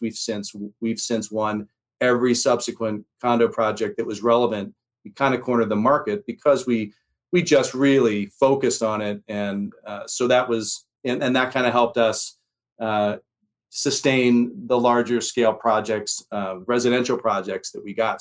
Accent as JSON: {"language": "English", "town": "Telluride", "region": "Colorado", "country": "United States", "tie": "born or raised there", "also_born_or_lived": "Philadelphia, Pennsylvania", "said": "I'm from Philadelphia originally. Um, my mom left, escaped, we like to say, Philly in 1978 and went straight to the little town of Telluride, Colorado"}